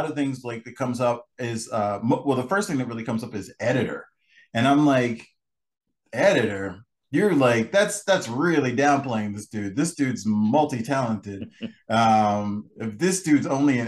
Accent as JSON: {"language": "English", "town": "Baltimore", "region": "Maryland", "country": "United States", "said": "I'm from the Baltimore area. Well, originally from the Baltimore area"}